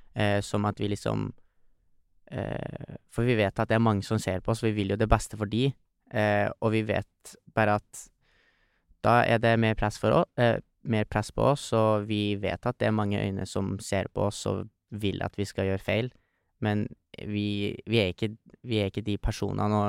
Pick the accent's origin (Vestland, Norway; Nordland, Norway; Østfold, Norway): Nordland, Norway; Trofors; der vi kommer fra. Mm. Trofors. En fantastisk liten bygd som er ca. 800 folk som bor.